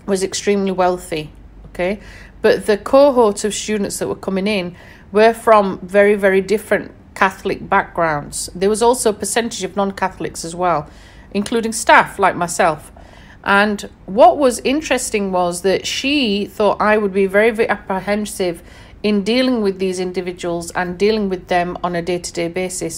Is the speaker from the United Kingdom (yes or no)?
yes; Sheffield, Yorkshire and the Humber, United Kingdom; born and raised in Sheffield in England